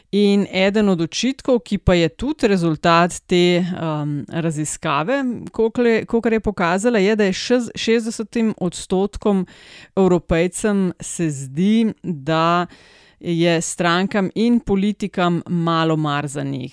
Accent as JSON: {"language": "Slovenian", "country": "Slovenia", "said": "smo Slovenci"}